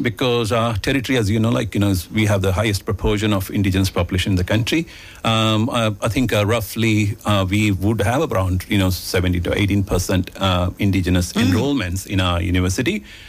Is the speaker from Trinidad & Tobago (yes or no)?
no; India; first language Malayalam; English is a second language; I picked up Hindi and English and other languages because I used to speak only Malayalam at home, which is my mother tongue.